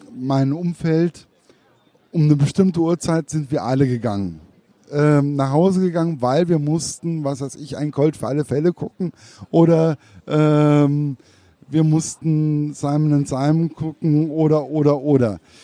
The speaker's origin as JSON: {"language": "German", "region": "Hesse", "country": "Germany", "said": "Als Hesse"}